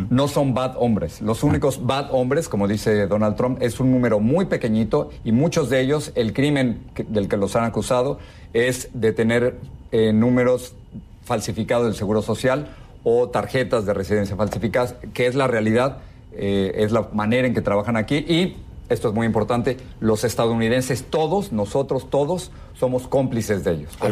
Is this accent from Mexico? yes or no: yes; Mexico; moved away as an adult; now in United States; llevo 35 años en este país. Jamás me imaginé que en el país donde nacieron mis hijos, el país que me, abrió las puertas, Andrés, cuando yo vine de, México por, por censura, que no quería ser un periodista censurado